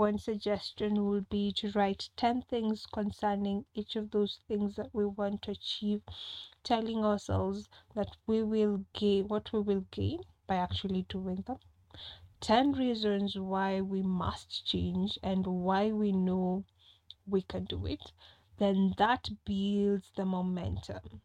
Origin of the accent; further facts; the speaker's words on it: Kenya; I'm a Kenyan